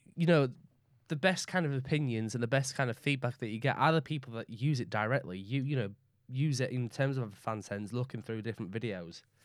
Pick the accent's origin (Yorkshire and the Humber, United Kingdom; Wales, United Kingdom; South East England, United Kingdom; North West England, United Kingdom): Yorkshire and the Humber, United Kingdom; Leeds; accent: Northern; also born or lived in West Bromwich / Barnsley / York; I was born in West Bromwich. I moved to Leeds when I was five. I moved then from Leeds to around, like, Barnsley and York and around the Yorkshire area